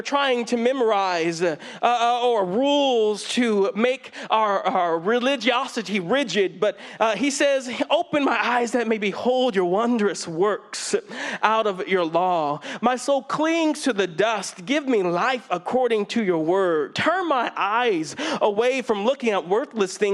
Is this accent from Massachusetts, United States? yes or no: no; Fresno, California, United States; growing up in Fresno, it's definitely a different religious climate than the Bay Area